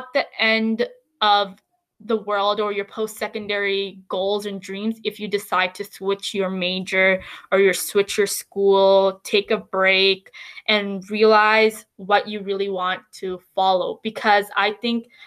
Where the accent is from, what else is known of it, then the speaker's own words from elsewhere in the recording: Canada; as Canadian students